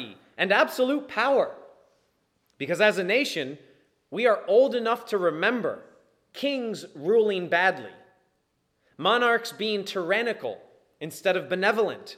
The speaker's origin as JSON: {"language": "English", "country": "United States", "tie": "born or raised there", "said": "I am an American by birth"}